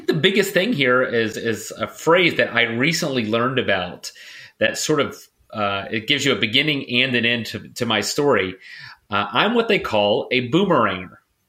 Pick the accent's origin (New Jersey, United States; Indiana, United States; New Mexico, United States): Indiana, United States; New Albany; moved away as an adult; also born or lived in Chicago; So born and raised in New Albany, Indiana, so in SoiN in specific, graduated high school in 2003.